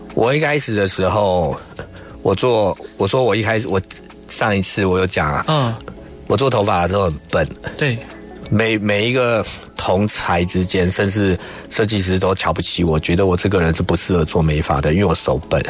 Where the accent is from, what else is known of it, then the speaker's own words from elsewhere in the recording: Taiwan; 因为我们这一世代应该是说都是经济起飞出生的孩子，嗯，所以台湾的男生其实还带一点童真哦